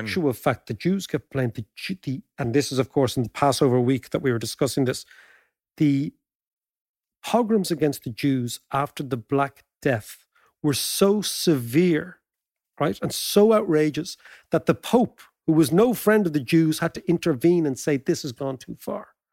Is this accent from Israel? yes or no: no; Ireland; as Irish people